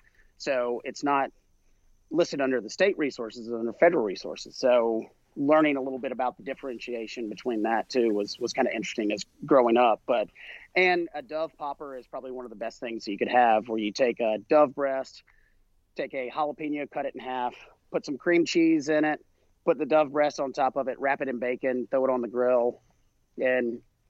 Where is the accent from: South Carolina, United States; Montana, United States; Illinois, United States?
South Carolina, United States; down here in the South. I grew up in South Carolina.